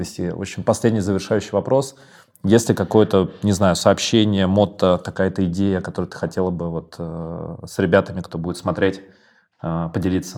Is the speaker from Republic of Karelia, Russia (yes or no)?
no; Moscow, Russia; Я вырос в Коньково